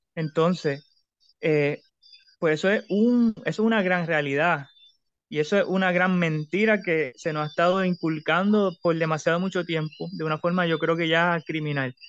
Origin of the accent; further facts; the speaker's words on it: Puerto Rico; nosotros como puertorriqueños